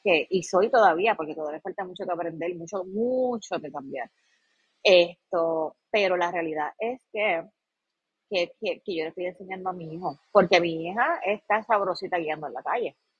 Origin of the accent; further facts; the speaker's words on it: Puerto Rico; como pueblo puertorriqueño nosotros